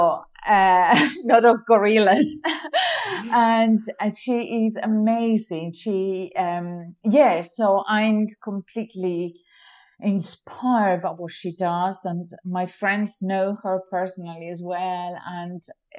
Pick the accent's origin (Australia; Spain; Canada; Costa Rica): Spain; Madrid, Community of Madrid; now in United Kingdom; I was born in Madrid